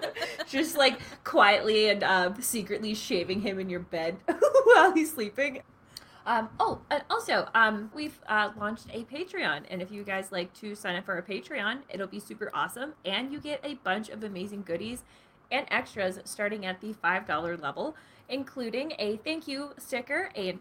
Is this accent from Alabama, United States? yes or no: no; Pennsylvania, United States; So I grew up in Pennsylvania, so this is like near and dear to my heart.